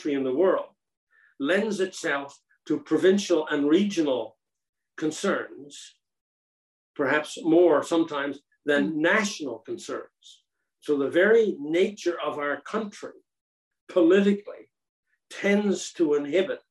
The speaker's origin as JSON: {"language": "English", "region": "Newfoundland and Labrador", "country": "Canada", "tie": "born or raised there", "moved": "as an adult", "lives_now": "British Columbia, Canada", "said": "I was 7 years old when we became Canadians. I was born just a Newfoundlander"}